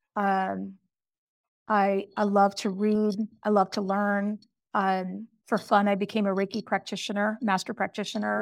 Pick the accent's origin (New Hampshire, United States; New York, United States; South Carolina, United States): New Hampshire, United States; Pelham; I was born in a little town in New Hampshire, Pelham, New Hampshire